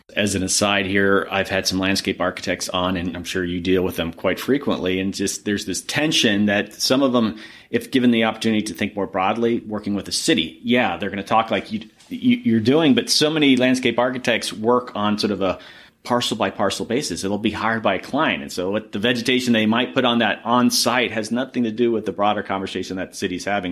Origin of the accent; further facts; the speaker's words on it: Florida, United States; I grew up in Florida